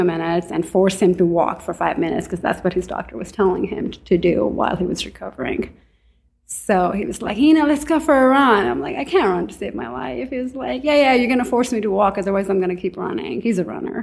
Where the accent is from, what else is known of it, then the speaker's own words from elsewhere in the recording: Pakistan; also born or lived in Staten Island, New York / Manhattan, New York; now in New York, United States; So I grew up in Pakistan. I came to New York in 97.